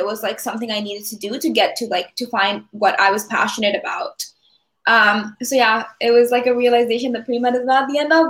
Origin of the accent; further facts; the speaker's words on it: California, United States; moved away as an adult; so I am from California. So once I moved mm-hmm. To the East Coast